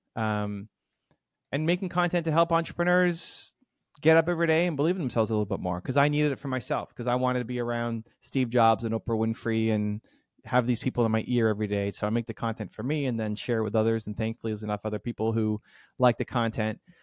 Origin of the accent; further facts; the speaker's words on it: Toronto, Ontario, Canada; the Blue Jays, my hometown team